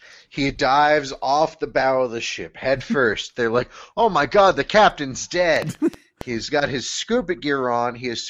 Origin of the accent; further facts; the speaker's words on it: United States; also born or lived in Boston; I'm an American